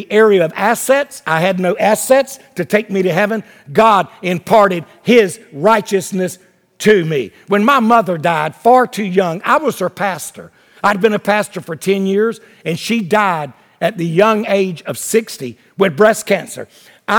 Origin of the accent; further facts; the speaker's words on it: Wilmington, North Carolina, United States; Market Street in Wilmington, North Carolina, my hometown